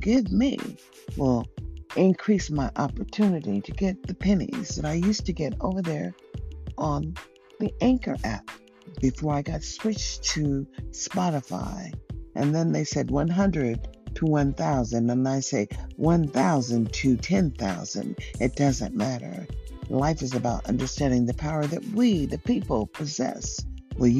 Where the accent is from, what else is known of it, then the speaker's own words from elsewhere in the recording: United States; Living in America, as I was born as an American